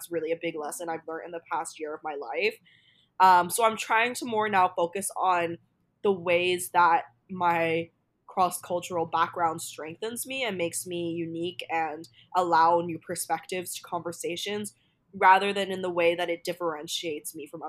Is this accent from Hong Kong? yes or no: yes; Hong Kong; I grew up in Asia. I grew up learning Chinese, like Mandarin at school. I grew up around a lot of Chinese culture in Hong Kong.